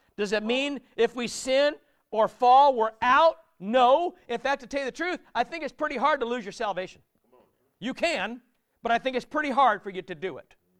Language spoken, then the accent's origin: English; United States; also born or lived in United Kingdom; I'm American